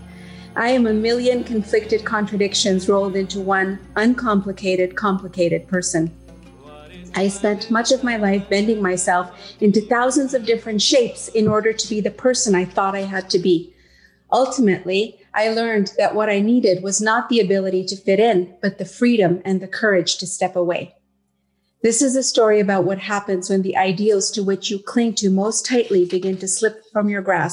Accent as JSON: {"language": "English", "country": "Yemen", "tie": "born or raised there", "also_born_or_lived": "Uganda", "moved": "as an adult", "lives_now": "Canada", "said": "I am a girl from Yemen"}